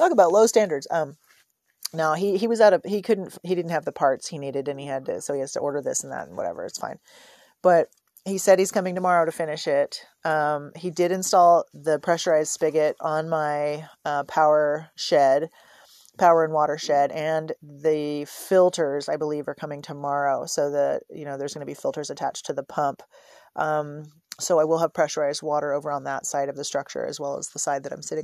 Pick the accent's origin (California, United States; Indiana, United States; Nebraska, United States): California, United States; San Francisco Bay Area; moved away; I'm from the San Francisco Bay Area